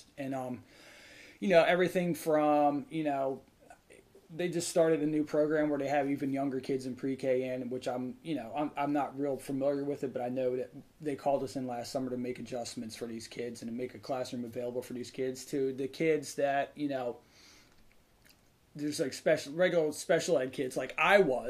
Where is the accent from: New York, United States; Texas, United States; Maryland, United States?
Maryland, United States; Howard County; now in Eastern Shore, Maryland, United States; I grew up in Howard County, and my school system was a little more, we are between two major cities